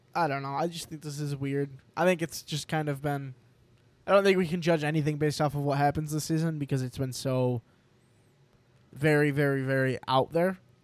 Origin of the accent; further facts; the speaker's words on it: New York, United States; we're from New York